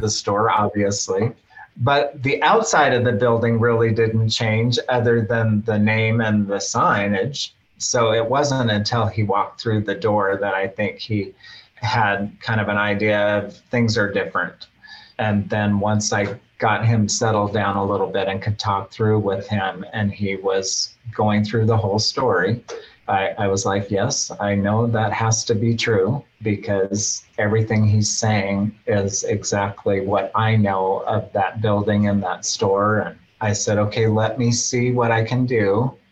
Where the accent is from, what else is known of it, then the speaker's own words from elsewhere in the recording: Fairbanks, Alaska, United States; I grew up in Fairbanks from a young child